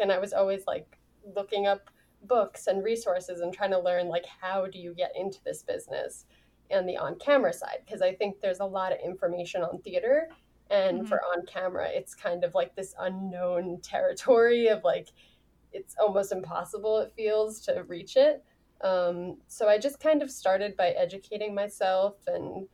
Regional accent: New York, United States; I grew up in New York

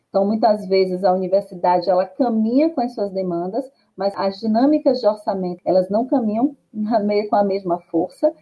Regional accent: Salvador, Bahia, Brazil; eu sou né, de Salvador

